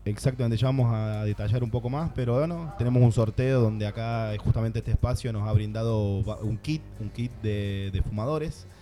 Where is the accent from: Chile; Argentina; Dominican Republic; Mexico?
Argentina; now in Barcelona, Spain; los argentinos acá en Barcelona somos muchos también